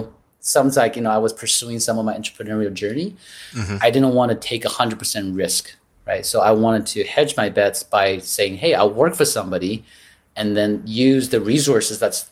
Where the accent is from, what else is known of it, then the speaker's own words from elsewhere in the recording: Taiwan; moved away; I grew up in Taiwan